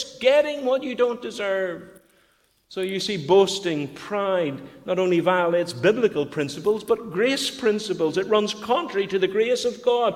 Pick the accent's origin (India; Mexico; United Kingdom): United Kingdom; Bangor, Northern Ireland; moved away; we went to Bangor to take up the pastor than Bethany Baptist, my hometown